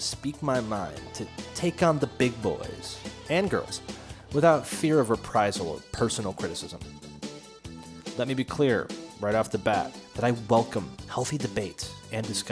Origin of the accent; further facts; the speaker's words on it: United States; I am an American. I have always lived in America